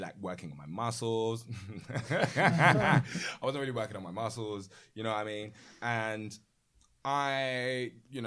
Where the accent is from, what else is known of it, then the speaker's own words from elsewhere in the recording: United Kingdom; growing up, UK-wise